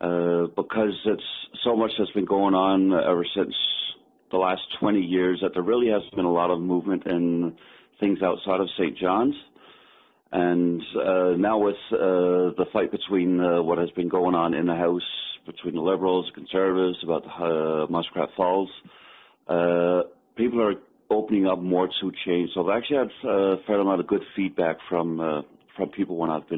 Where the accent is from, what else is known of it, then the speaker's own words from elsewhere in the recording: Denmark; moved away as an adult; also born or lived in Fredericton, New Brunswick, Canada; now in Newfoundland, Canada; I am originally from Fredericton, New Brunswick. My dad was from Pasadena originally and was in the armed forces. Met my mother while he was in Denmark. He passed away when I was 8 years old, so we moved to Denmark back in 1975. So I did all my schooling over there.